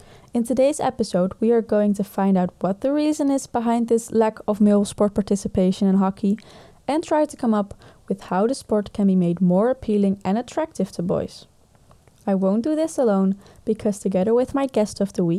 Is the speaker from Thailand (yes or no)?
no; Netherlands; I am from the Netherlands, and as almost every basic Dutch girl, I've played field hockey.